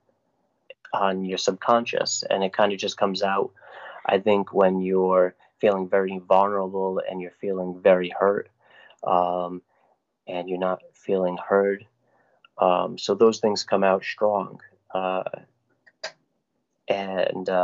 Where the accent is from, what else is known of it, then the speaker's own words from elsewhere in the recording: Woonsocket, Rhode Island, United States; I was born and raised in Rhode Island